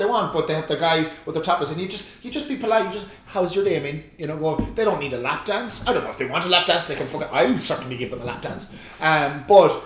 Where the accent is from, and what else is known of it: Ireland